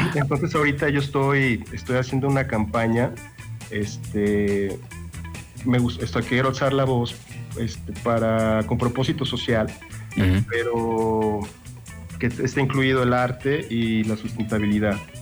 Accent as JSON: {"language": "Spanish", "town": "León", "region": "Guanajuato", "country": "Mexico", "said": "yo soy aquí de León"}